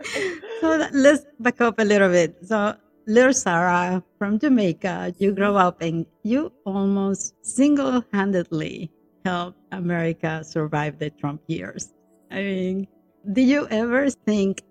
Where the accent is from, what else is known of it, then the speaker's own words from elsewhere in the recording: Dominican Republic; now in United States; I'm from the Dominican Republic. There can be a lot of pressure on us as immigrants